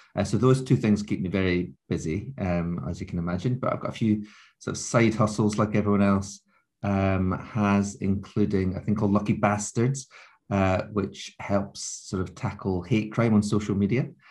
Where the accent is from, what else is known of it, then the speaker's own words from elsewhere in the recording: Scottish Borders, Scotland, United Kingdom; I grew up in the Scottish borders